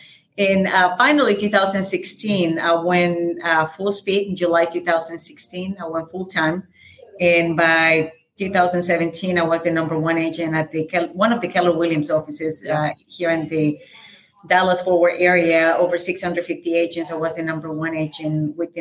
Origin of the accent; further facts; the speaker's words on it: El Salvador; English is a second language; moved away as an adult; I have a very light accent. I'm from El Salvador. I moved here when I was 20 years old.